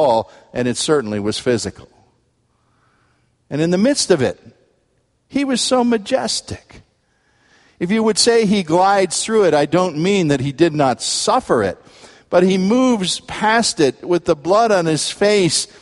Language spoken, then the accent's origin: English; United States